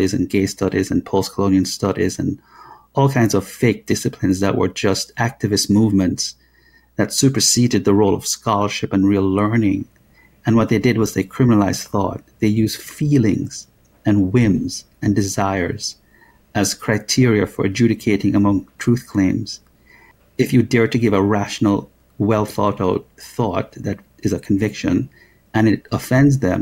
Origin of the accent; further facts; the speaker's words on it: Jamaica; moved away as an adult; now in United States; I came to America at the age of 20 and from Jamaica.